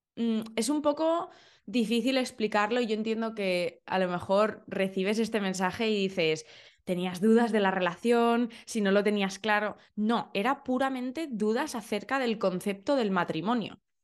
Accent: Valencia, Valencian Community, Spain; now in London, United Kingdom; yo soy de Valencia.

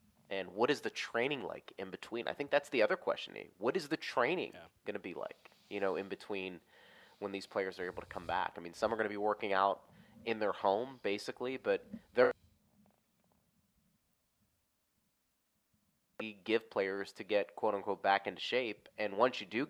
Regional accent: Pittsburgh, Pennsylvania, United States; moved away; back home where I grew up in Pittsburgh

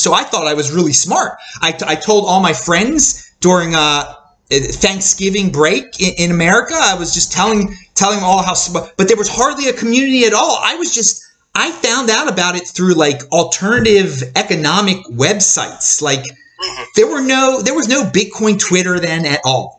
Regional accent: Baltimore, Maryland, United States; I'm from Baltimore, Maryland in, in the United States

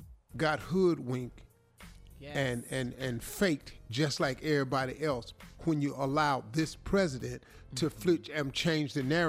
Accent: the South, United States; we from the South. Everybody on this show from the South.

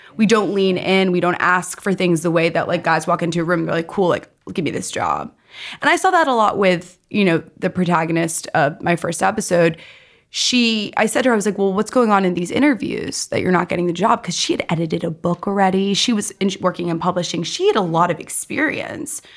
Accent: New York City, New York, United States; I grew up in New York City.

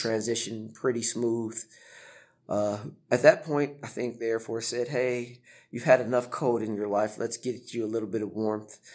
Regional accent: California, United States; moved away as an adult; also born or lived in Florida / Italy; I'm originally from California, so it was the other end of the country.

